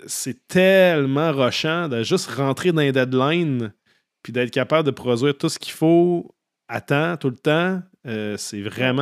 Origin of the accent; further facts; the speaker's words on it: Saint-Augustin-de-Desmaures, Quebec, Canada; j'ai grandi à Saint-Augustin, en banlieue de Québec